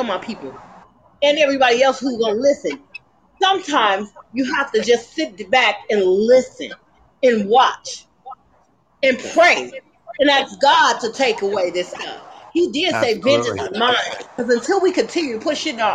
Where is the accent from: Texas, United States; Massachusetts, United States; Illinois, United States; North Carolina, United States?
Illinois, United States; Chicago; moved away; also born or lived in California; I was born and raised in the south side of Chi-Town